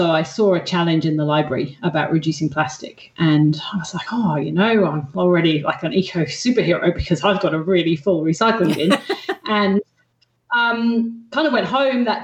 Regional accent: England, United Kingdom; accent: hybrid English-Australian; now in Australia; Australian, and everyone in Australia thinks I sound English. So I've got this weird kind of like

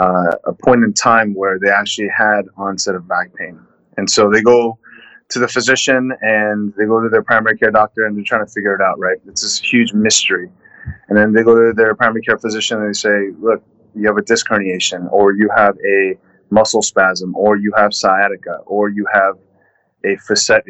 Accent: Los Angeles, California, United States; I'm a born and raised Southern California kid, Los Angeles.

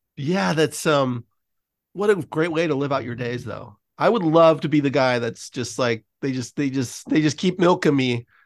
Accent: San Francisco, California, United States; now in Los Angeles, United States; I grew up in San Francisco, so I'm very used to fog and cold and dreary

